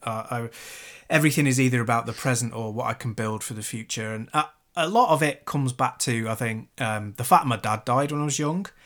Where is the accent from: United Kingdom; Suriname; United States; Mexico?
United Kingdom; Chester, North West England; where I grew up in Chester